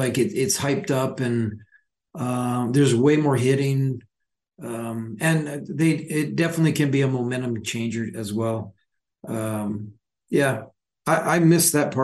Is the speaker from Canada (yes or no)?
yes; Calgary, Alberta, Canada; moved away; growing up in Calgary